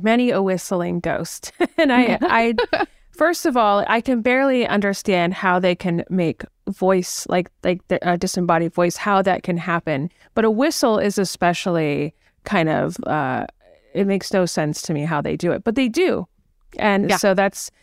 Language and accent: English; California, United States; now in New England, United States; I grew up in California where this didn't really happen